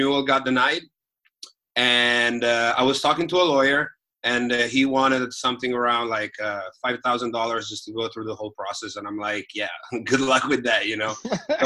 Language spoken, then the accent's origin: English; Italy; moved away as an adult; also born or lived in South Bay, Los Angeles, United States / New York, United States; I come from Italy, but I have lived in the States for the past 5 years, and I just relocated 3 weeks ago